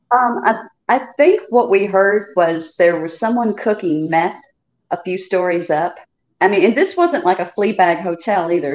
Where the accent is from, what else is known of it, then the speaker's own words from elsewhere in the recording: Chicago, Illinois, United States; also born or lived in the South (US); now in the South, United States; I'm originally from Chicago, but I've been in the South for many many